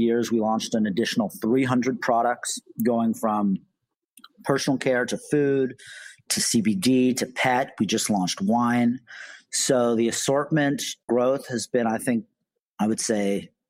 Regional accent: Canada; moved away as an adult; now in New York, United States; I'm Canadian originally. I moved to New York to start the company

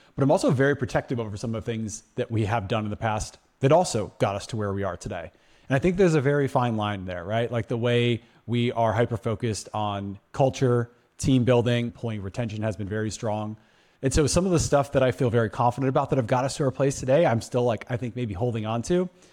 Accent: Madison, Wisconsin, United States; now in Phoenix, United States; I'm from Madison, Wisconsin.

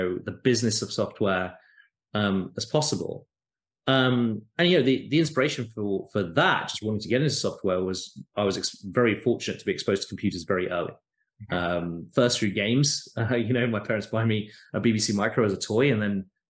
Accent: United Kingdom; moved away as an adult; now in United States; in the UK, where I grew up, as you can probably tell from my accent

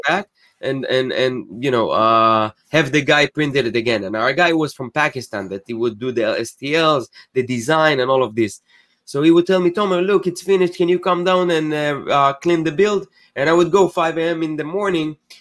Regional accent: Israel; moved away as an adult; also born or lived in New Jersey; now in United States; I'm originally from Israel. I moved to the States eight years ago.

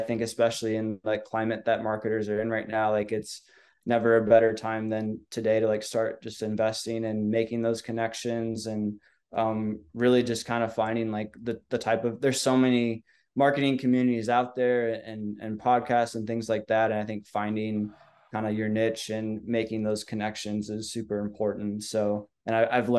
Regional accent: Minnesota, United States; now in Southern Indiana, United States; I grew up in Minnesota.

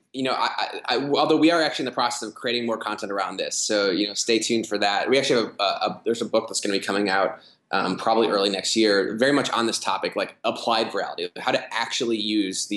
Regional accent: Midwest, United States; now in Chicago, United States; I'm from the Midwest

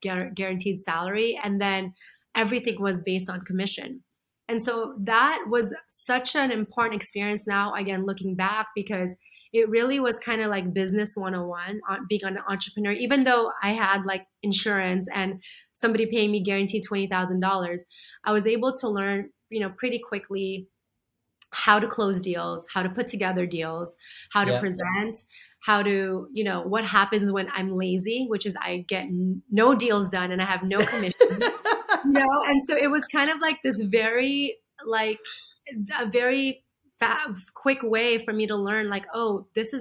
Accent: United States; also born or lived in Philippines; I was born in the Philippines, but beyond the Philippines, I'd never gone out of the country ever since moving to America when I was 7.

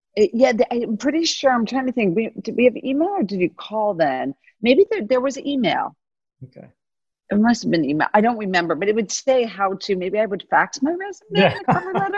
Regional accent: Miami, Florida, United States; I was born in Miami, Florida, and Miami wasn't really on the map back when I was born

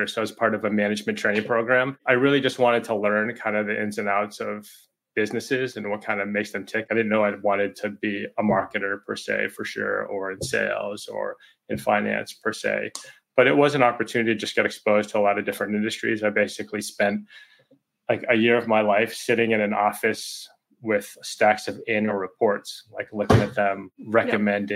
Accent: Boston, Massachusetts, United States; I grew up in Boston

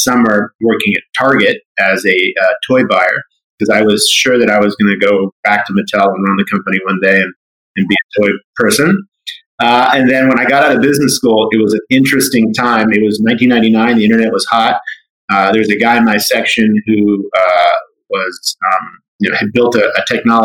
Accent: Los Angeles, California, United States; also born or lived in South Africa; I'm a native to Los Angeles. I grew up here. Yeah, I'm a nice Jewish boy from the Valley, San Fernando Valley. And actually, we came from South Africa. We moved here when I was 3 years old.

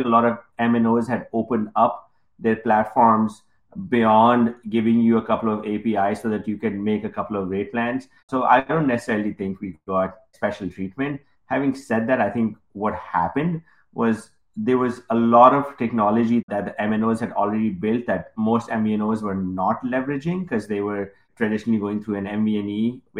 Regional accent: Pakistan; English is a second language; moved away as an adult; now in United States; I came in from Pakistan. I had no credit history. I had $200 in my pocket.

